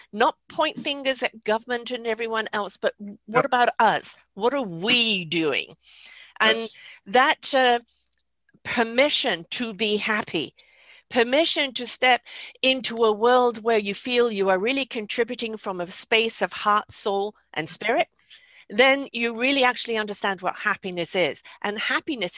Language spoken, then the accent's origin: English; England, United Kingdom; I grew up in England.